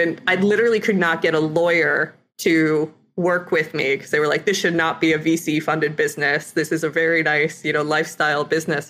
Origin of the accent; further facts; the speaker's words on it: Ithaca, New York, United States; I, uh, grew up in Ithaca, New York area